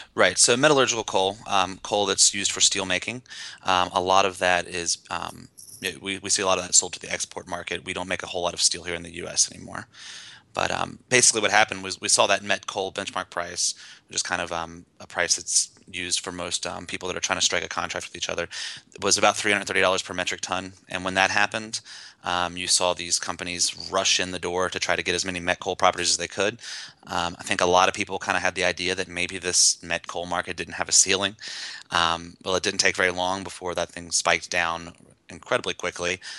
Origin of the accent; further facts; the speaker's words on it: West Virginia, United States; I grew up in West Virginia, not in the coal fields